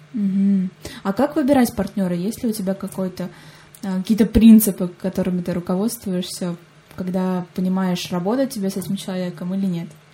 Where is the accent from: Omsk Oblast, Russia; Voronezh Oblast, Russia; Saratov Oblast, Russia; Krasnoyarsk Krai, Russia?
Saratov Oblast, Russia; Saratov